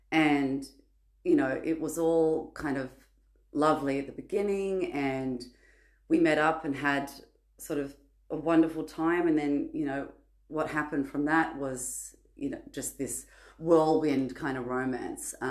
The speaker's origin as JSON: {"language": "English", "town": "Sydney", "region": "New South Wales", "country": "Australia", "said": "I'm from Sydney, Australia."}